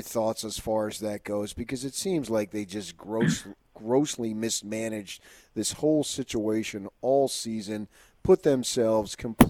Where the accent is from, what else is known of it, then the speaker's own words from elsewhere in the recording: New Jersey, United States; moved away; also born or lived in Arizona / Los Angeles, California; So even though I was born and raised in New Jersey, I also grew up second part of my life in Arizona, went to ASU, worked in Los Angeles